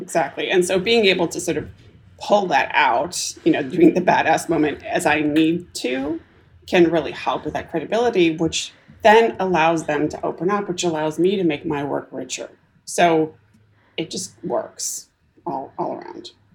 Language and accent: English; Canada; also born or lived in Silicon Valley, United States; now in Whidbey Island, United States; I was born in Canada, yeah. I've okay. been here now in the US for 26 years, mostly in Silicon Valley